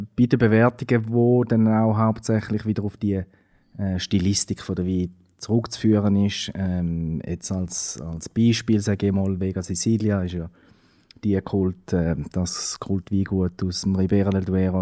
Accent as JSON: {"language": "German", "country": "Switzerland", "said": "bei uns in der Schweiz"}